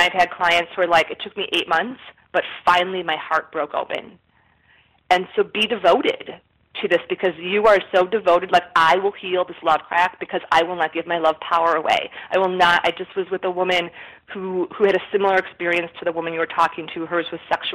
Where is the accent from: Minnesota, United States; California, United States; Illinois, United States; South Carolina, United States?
Illinois, United States; Chicago; I'm from Chicago.